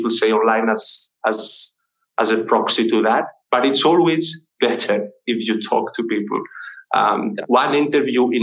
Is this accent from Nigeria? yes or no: no; Greece; I'm from Greece.